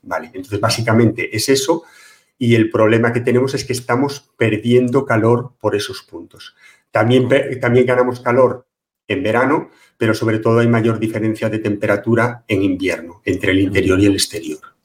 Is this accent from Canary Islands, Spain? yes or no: no; Pontevedra, Galicia, Spain; Colegio de Aparejadores de Pontevedra, de donde soy yo